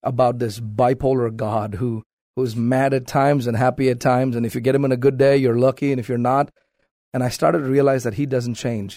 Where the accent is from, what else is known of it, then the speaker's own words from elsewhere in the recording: South India, India; moved away as an adult; now in United States; born and raised in South India